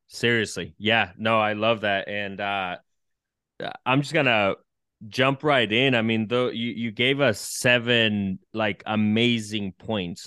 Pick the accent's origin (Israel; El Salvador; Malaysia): El Salvador; now in United States; I'm from El Salvador